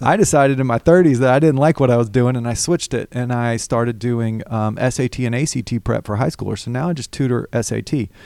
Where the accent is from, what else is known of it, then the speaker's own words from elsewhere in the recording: Alabama, United States; moved away as an adult; now in Georgia, United States; I grew up in Alabama